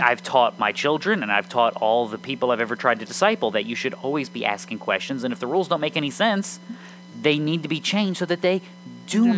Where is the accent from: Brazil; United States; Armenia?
United States; I'm an American